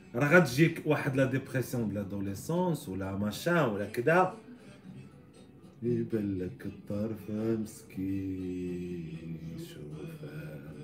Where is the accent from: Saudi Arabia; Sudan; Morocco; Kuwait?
Morocco; عندنا في المغرب